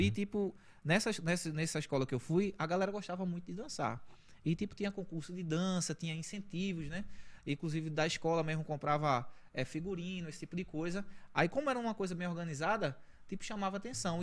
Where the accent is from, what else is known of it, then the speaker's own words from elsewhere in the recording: Recife, Pernambuco, Brazil; eu vim de uma comunidade chamada Roda de Fogo. Não tem nada a ver com a minha roda, é Roda de Fogo, é o nome da localidade, né? É, assim, desde, desde a minha infância